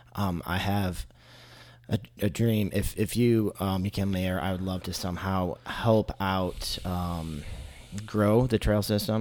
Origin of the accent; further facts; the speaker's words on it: Michigan, United States; moved away as an adult; now in Chattanooga, United States; I'm from Michigan